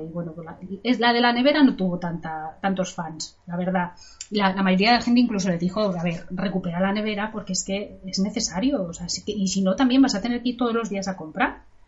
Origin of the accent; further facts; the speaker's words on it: Spain; now in England, United Kingdom; yo que soy de España